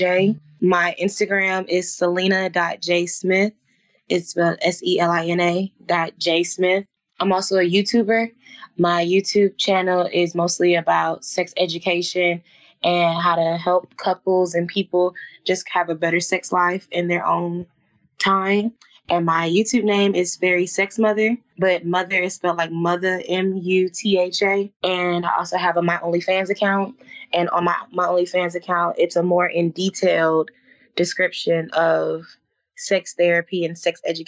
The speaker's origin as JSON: {"language": "English", "town": "Atlanta", "region": "Georgia", "country": "United States", "tie": "born or raised there", "said": "I was raised in Atlanta, Georgia"}